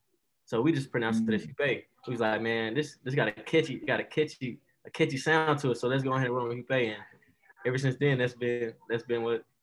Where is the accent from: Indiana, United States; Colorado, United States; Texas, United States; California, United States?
Texas, United States; Dallas; also born or lived in Nashville; Actually, I'm from Dallas, Texas, but I have moved around. I lived in Nashville, Tennessee for a minute for 8 years, and then I moved back to Dallas to finish up high schoo